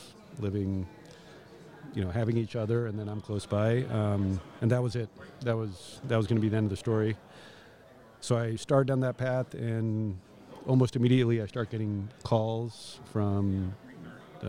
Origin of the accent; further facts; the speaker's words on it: Southern California, United States; also born or lived in San Francisco; the same home I grew up in Southern California